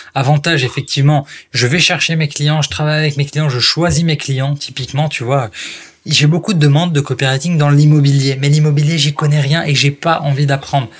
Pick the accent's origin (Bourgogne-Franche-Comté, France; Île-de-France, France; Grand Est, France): Grand Est, France; Strasbourg; moved away; also born or lived in Paris; je suis pas parisien, moi à la base, je suis né à Strasbourg